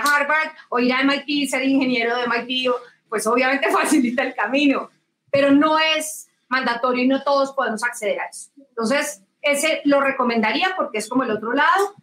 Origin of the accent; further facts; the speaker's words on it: Colombia; yo nací, crecí mi vida profesional en Colombia